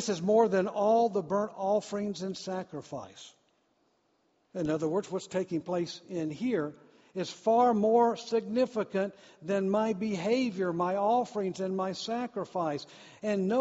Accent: Deep South, United States; I grew up in the South, the deep South

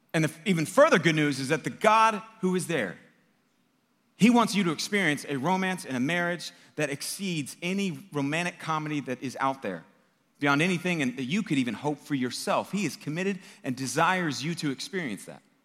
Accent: United States; I'm an American.

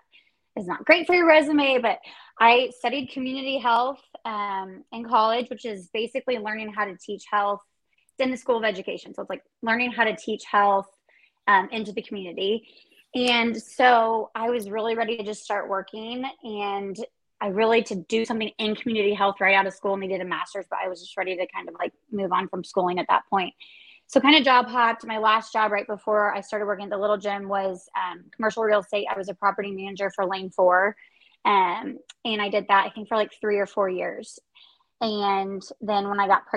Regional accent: Kansas City, United States; I was born and raised in Kansas City.

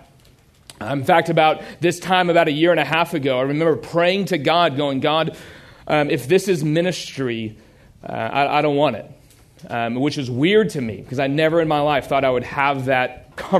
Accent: Houston, Texas, United States; I grew up in a little place called Houston

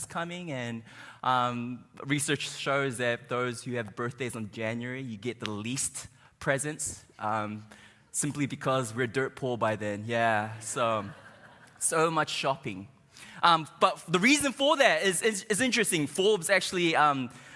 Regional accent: New Zealand; moved away as an adult; now in United States; I'm not from here. I'm from New Zealand, and I've been here maybe like 6 months now

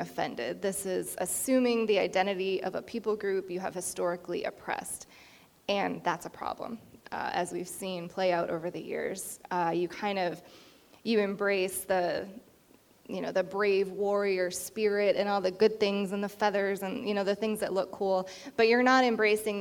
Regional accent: Indian Island, Penobscot Nation, Maine, United States; I was raised on Indian Island, the Penobscot Nation. I'm a Penobscot tribal citizen

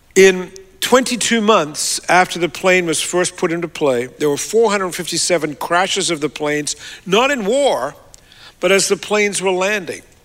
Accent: Australia; moved away; I'm an Australian

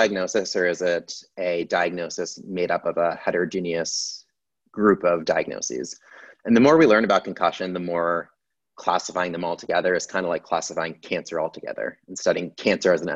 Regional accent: Syracuse, New York, United States; moved away as an adult; now in Philadelphia, United States; I grew up in upstate New York. I'm from Syracuse

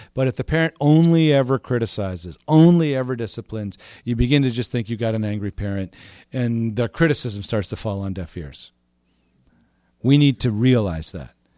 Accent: Montreal, Quebec, Canada; moved away as an adult; also born or lived in Vancouver; now in Toronto, Canada; I grew up in Montreal.

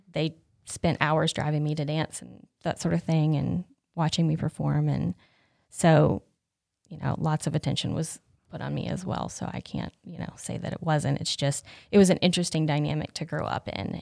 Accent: Whittier, North Carolina, United States; I grew up in Swain County, which, if you don't know where that is, it is west of here

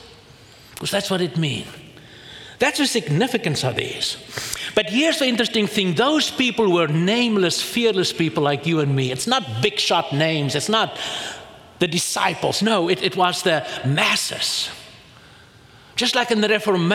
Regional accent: South Africa; I come from South Africa

